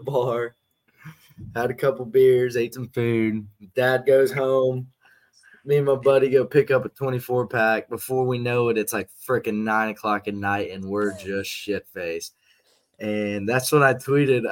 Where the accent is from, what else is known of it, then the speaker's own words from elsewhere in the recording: Houston, Texas, United States; I'm from Houston, Texas.